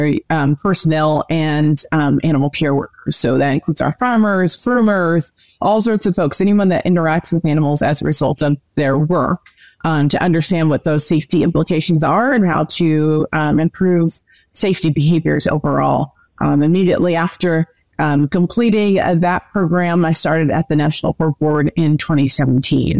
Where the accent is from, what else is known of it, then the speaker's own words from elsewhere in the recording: New Jersey, United States; also born or lived in Minnesota; I am originally from New Jersey, born and raised, and I now reside in South Jersey